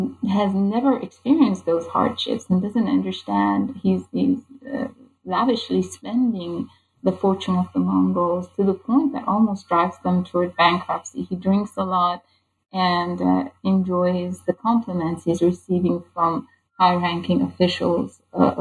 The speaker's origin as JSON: {"language": "English", "country": "Iran", "tie": "born or raised there", "moved": "yes", "said": "a person growing up in Iran"}